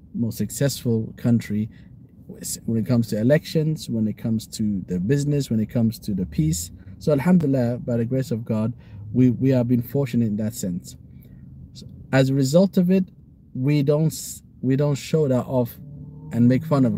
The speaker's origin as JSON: {"language": "English", "region": "Somaliland", "country": "Somalia"}